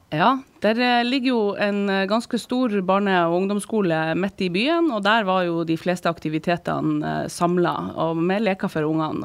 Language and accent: Norwegian; Sortland, Nordland, Norway; now in Harstad, Norway; jeg vokste opp eh, på Sortland.